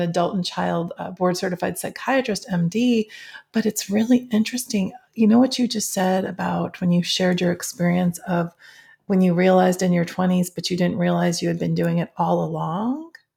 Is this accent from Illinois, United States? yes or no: yes; Schaumburg, Illinois, United States; I grew up in Schaumburg, Illinois